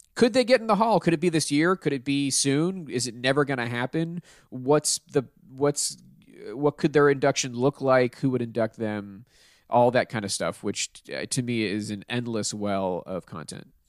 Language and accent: English; Pittsburgh, Pennsylvania, United States; moved away; I'm from Pittsburgh